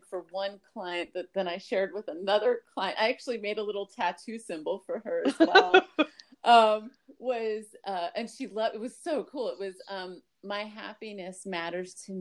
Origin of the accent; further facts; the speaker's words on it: Miami, Florida, United States; also born or lived in Brooklyn, New York; I was born in Brooklyn to a family of Iraqi Israeli Jews in Brooklyn, New York. And then we moved to Miami when I was 3